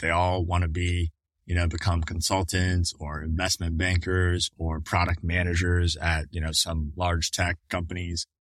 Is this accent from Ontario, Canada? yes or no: yes; Toronto, Ontario, Canada; born or raised there; moved away as an adult; also born or lived in New Brunswick, Canada; now in United States